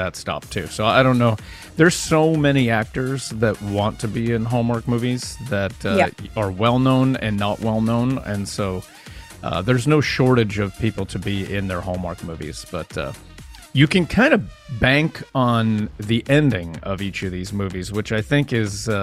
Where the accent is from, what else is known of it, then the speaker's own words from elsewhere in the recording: Erie, Pennsylvania, United States; I grew up in Erie, Pennsylvania